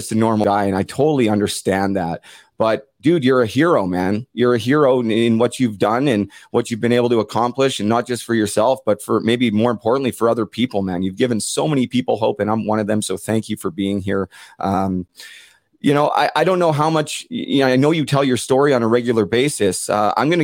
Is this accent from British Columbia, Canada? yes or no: yes; Port Coquitlam, British Columbia, Canada; also born or lived in Vancouver; now in Ontario, Canada; I'm originally from Port Coquitlam, his hometown, and it was always a point of pride being from Port Coquitlam